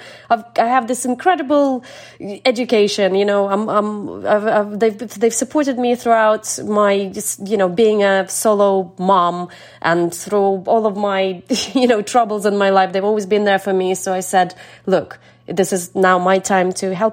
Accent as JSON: {"language": "English", "town": "Kakhovka", "region": "Kherson Oblast", "country": "Ukraine", "tie": "born or raised there", "moved": "yes", "lives_now": "United Kingdom", "said": "the community in Kakhovka, in my hometown"}